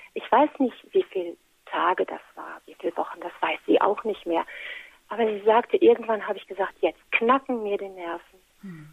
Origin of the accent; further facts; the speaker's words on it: Menden, North Rhine-Westphalia, Germany; bei uns in Menden